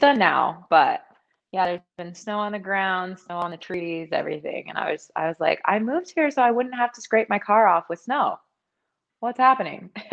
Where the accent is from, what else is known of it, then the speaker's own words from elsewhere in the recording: Thornton, Colorado, United States; moved away as an adult; also born or lived in Washington, District of Columbia, United States / East Coast; now in Las Vegas, United States; I am from Thornton, Colorado.